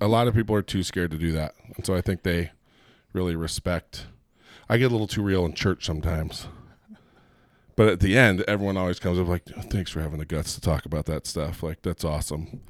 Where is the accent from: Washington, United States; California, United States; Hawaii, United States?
California, United States; Southern; now in Utah, United States; I grew up in Southern California